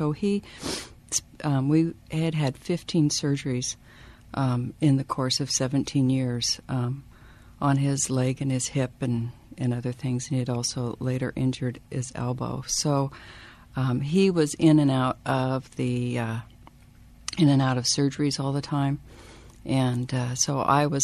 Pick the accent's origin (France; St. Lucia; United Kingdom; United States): United States; Edmonds, Washington; also born or lived in Wyoming; I'm originally from Wyoming. My family moved out here when I was 8 years old into the Edmonds area. So I grew up in Edmonds.